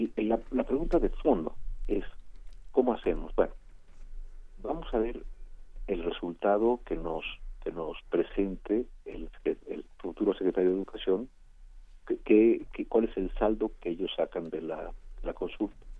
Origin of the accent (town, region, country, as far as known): Mexico